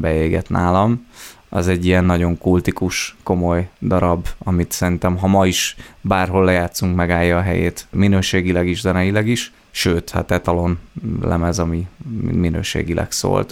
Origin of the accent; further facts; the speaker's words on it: Herend, Veszprém County, Hungary; Egy pici településről származom, Herendnek hívják